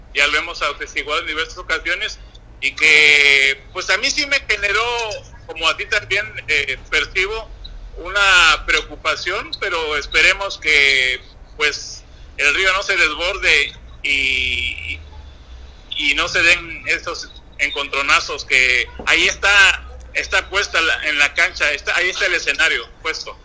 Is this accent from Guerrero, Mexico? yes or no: yes; Guerrero, Mexico; somos los propios guerrerenses